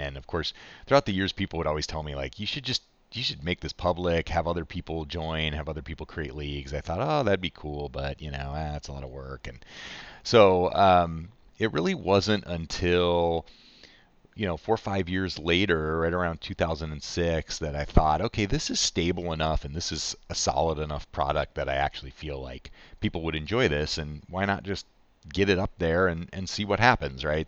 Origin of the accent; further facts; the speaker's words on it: Chicago, Illinois, United States; I grew up in Chicago